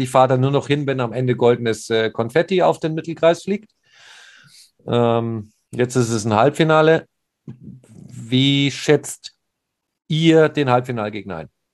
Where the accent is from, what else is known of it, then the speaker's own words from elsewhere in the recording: Munich, Bavaria, Germany; Ich hatte tatsächlich auch als Münchner Gänsehaut